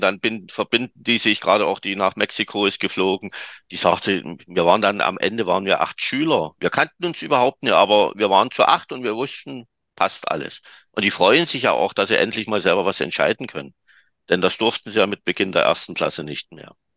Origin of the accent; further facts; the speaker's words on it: Saxony, Germany; Bei uns in Sachsen